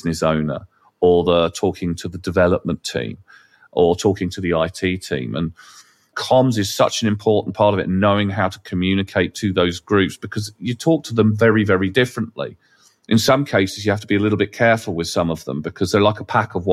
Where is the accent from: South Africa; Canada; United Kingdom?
United Kingdom; England; we're English